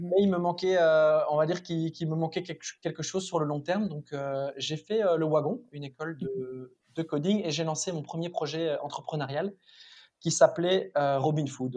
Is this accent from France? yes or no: no; Mouscron, Wallonia, Belgium; also born or lived in Louvain-la-Neuve; j'ai grandi à Moucron